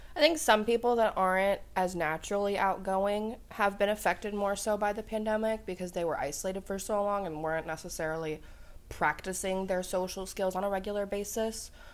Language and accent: English; Columbus, Ohio, United States; moved away; I was born in Columbus, Ohio.